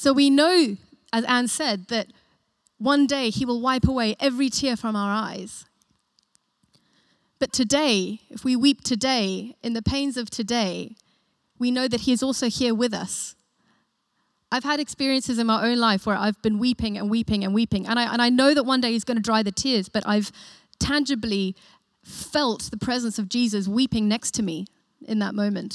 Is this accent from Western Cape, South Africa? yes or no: no; Johannesburg, Gauteng, South Africa; now in United Kingdom; My family's South African, and I was born in Joburg.